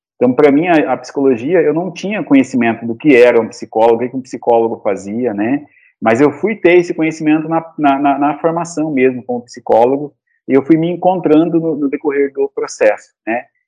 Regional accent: Cáceres, Mato Grosso, Brazil; Eu sou de Cáceres, natural de Cáceres

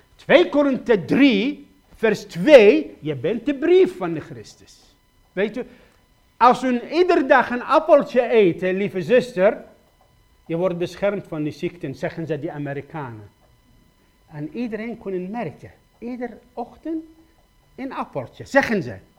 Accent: Iraq; Dutch is a second language; moved away as an adult; now in Netherlands; ik kom uit Irak

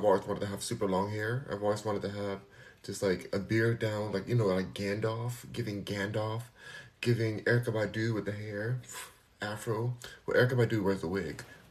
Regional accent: United States; I'm American.

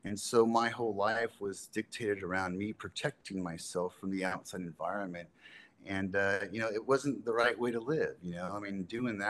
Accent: Southern California, United States; I grew up in Southern California

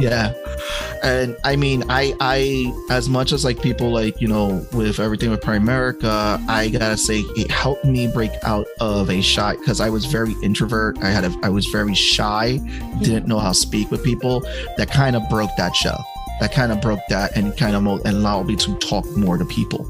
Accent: New York City, New York, United States; also born or lived in Georgia; growing up in the Bronx, um, in the late '80s, early '90s

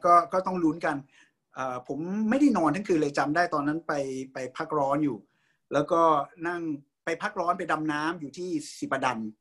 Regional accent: Thailand; moved away as an adult; also born or lived in Hong Kong; ผมอ่าเกิดโตนะฮะอ่ารับการศึกษาที่เมืองไทยเรียนอัสสัมชัญนะครับ

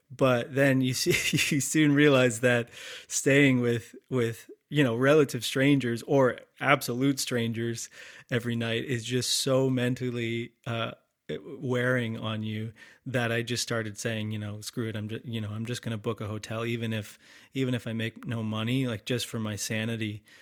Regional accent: London, Ontario, Canada; moved away as an adult; also born or lived in Boston / New York / Toronto; now in Creemore, Canada; I'm from London, Ontario originally

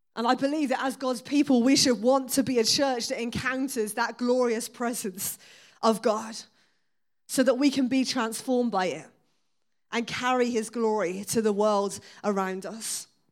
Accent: Exeter, South West England, United Kingdom; I was born and raised in Exeter.

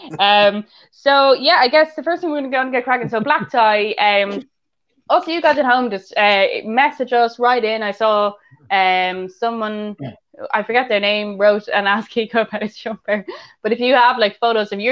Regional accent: Ireland; we're all Irish

